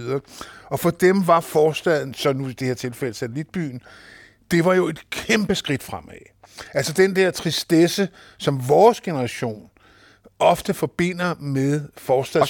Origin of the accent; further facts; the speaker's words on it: Kokkedal, Capital Region of Denmark, Denmark; also born or lived in Christianshavn, Copenhagen; jeg stammer oprindeligt fra Christianshavn, men jeg blev jo flyttet ud som så mange øh, til forstaden, da jeg var fem år gammel. Kom ud til Kokkedal